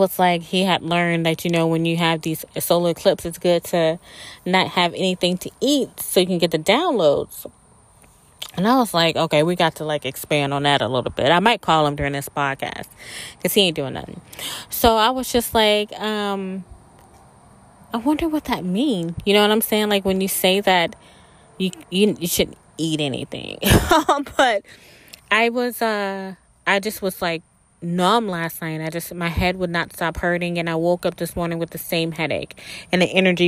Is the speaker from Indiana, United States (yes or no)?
no; South Mississippi, United States; I grew up in South Mississippi